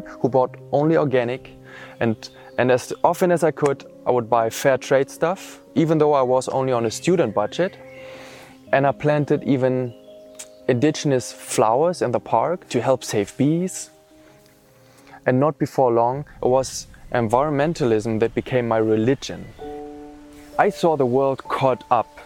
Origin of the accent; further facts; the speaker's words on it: East Germany, Germany; now in Austria; I was born in East Germany into an atheist family and an almost completely secular social environment. All my relatives, schoolmates and friends were mostly non-believers